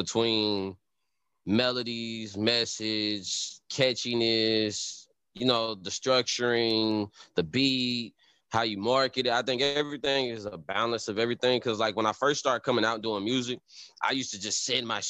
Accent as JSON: {"language": "English", "town": "Nashville", "region": "Tennessee", "country": "United States", "tie": "born or raised there", "also_born_or_lived": "Chicago / Texas", "said": "I was born in Nashville, Tennessee"}